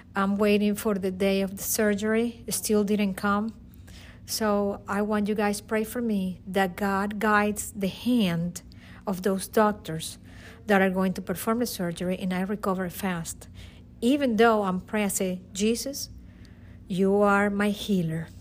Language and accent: English; Caracas, Capital District, Venezuela; English is a second language; moved away as an adult; now in United States; I am from Caracas, Venezuela. I came to United States in two thousand and four.